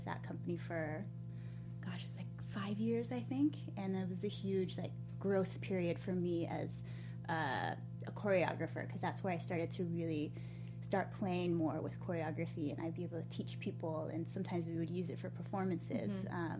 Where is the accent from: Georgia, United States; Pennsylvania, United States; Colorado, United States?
Colorado, United States; Boulder; moved away as an adult; also born or lived in Oakland, California; I was always part of the studio growing up in Boulder, and I just wanted to continue to have dance in my life. So when I moved out to Oakland